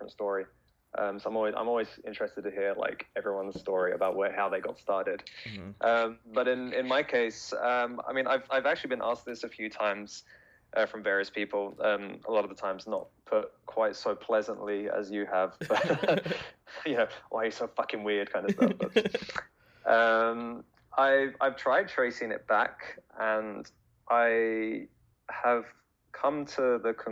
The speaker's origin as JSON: {"language": "English", "town": "Brighton", "region": "South East England", "country": "United Kingdom", "tie": "born or raised there", "moved": "as an adult", "lives_now": "Japan", "said": "I'm from a small town in the south of England called Brighton. It's about an hour south of London. So I spent the first 25 years of my life there"}